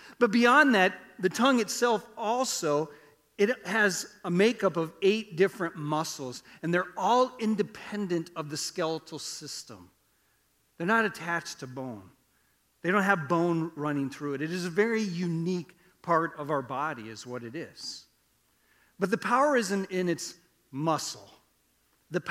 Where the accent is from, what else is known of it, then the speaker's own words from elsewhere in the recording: Iowa, United States; I grew up in Iowa. We didn't farm, but I grew up on a farm